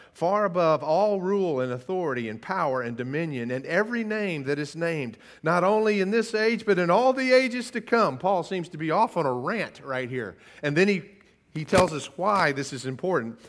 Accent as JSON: {"language": "English", "country": "United States", "said": "I'm such an American"}